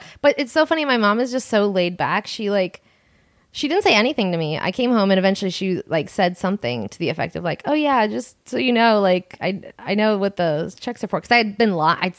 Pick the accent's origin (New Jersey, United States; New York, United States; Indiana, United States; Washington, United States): New York, United States; Long Island; Long Island.